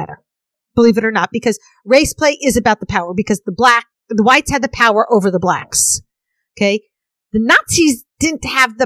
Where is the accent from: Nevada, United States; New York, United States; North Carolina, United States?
New York, United States; I having been born and raised in New York